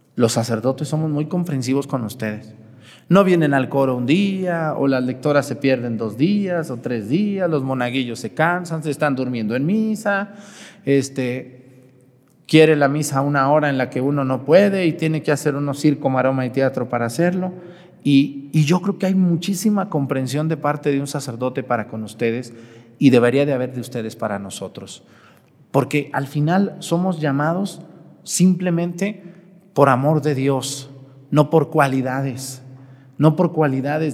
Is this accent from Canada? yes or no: no; Jalisco, Mexico; moved away as an adult; Yo soy de Jalisco